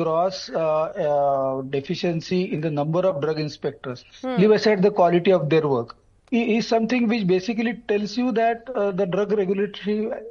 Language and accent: English; Maharashtra, India; I come from Maharashtra